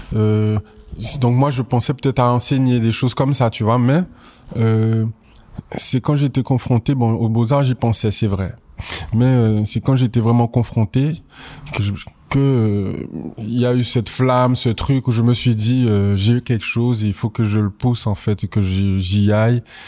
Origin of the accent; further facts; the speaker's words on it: Guadeloupe; moved away as an adult; also born or lived in Paris; je suis originaire de la Guadeloupe, je suis né en Guadeloupe, j'ai grandi en Guadeloupe, j'y ai fait ma scolarité.